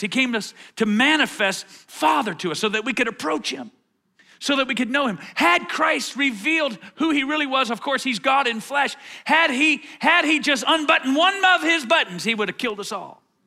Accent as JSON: {"language": "English", "town": "Atlanta", "region": "Georgia", "country": "United States", "tie": "born or raised there", "said": "I grew up in Atlanta. I went to Dunwoody High School"}